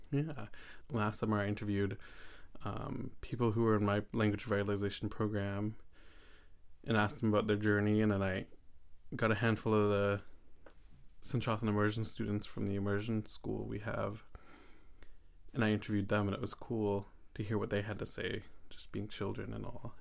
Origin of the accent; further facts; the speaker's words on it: Saanich, British Columbia, Canada; I come from Saanich, and I come from the Palkuchen Nation